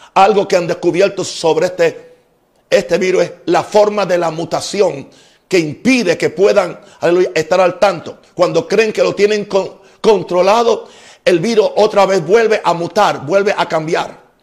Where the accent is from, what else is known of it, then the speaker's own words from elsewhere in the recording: United States; now in Panama; soy americano